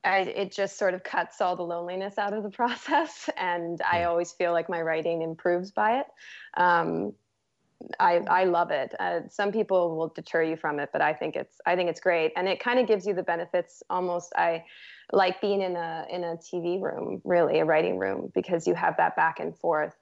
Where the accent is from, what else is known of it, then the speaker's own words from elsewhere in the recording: Toronto, Ontario, Canada; I'm originally from Toronto, actually. So, yeah. Mm-hmm. But I moved out here. Became a West Coast girl.